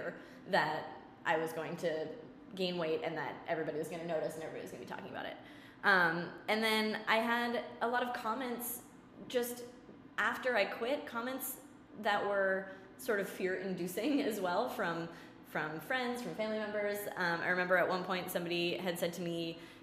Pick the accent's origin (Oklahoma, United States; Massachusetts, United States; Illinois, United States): Massachusetts, United States; Leominster; our local Global Fitness, it was called, in Leominster, in my hometown